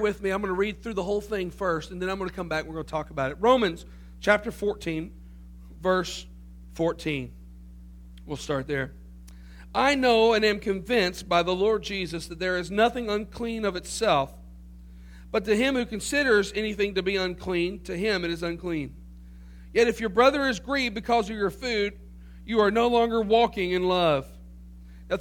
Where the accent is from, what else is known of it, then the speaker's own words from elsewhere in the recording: Tennessee, United States; growing up in the Pentecostal church, Assembly God Church in Tennessee